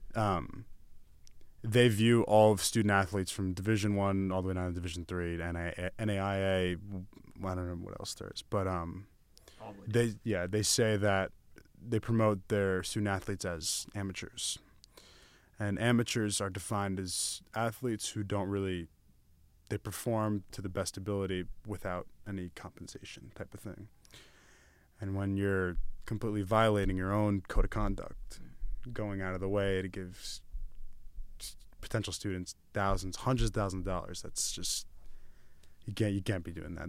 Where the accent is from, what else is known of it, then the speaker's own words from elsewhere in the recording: New York, United States; I'm from New York